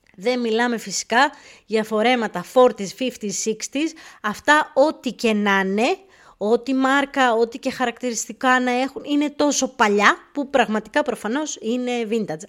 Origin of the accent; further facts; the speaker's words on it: Greece; moved away as an adult; now in England, United Kingdom; τελευταία φορά που έφυγα από την Ελλάδα πριν 7-8 χρόνια